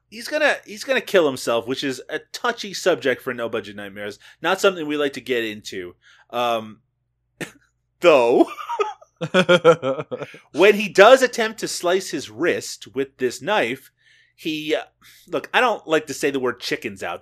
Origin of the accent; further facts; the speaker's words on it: Canada; I'm Canadian